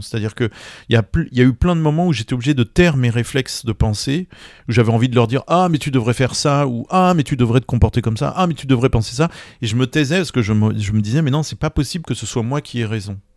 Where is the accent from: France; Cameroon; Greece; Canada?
France; quand on est français